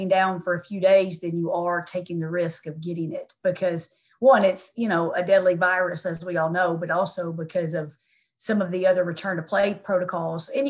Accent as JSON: {"language": "English", "region": "Tennessee", "country": "United States", "tie": "born or raised there", "also_born_or_lived": "St. Louis", "moved": "as an adult", "said": "She and I grew up together actually in Tennessee"}